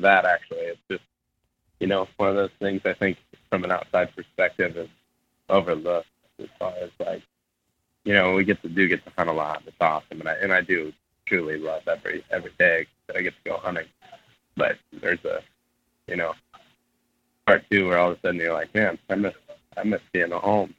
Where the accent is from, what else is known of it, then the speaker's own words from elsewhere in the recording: Ohio, United States; my whole life, growing up in Ohio